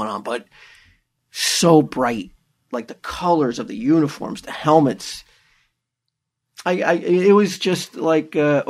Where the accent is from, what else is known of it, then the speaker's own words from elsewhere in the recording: New Jersey, United States; I'm from New Jersey, and I'm just like you guys.